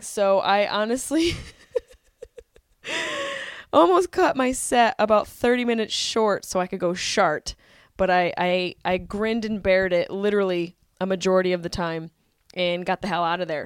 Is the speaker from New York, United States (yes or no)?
yes; Syracuse, New York, United States; moved away; I went home to visit my family for a little bit in Syracuse. Got a little bit of that family time. Saw my nephew. Wanted to choke him because he was so cute hung out with my pops, my mom, got some ice cream, just, you know, really got back to my hometown roots